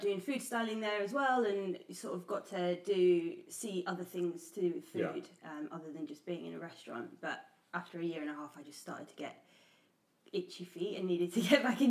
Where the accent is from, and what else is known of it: Nottingham, East Midlands, United Kingdom; now in London, United Kingdom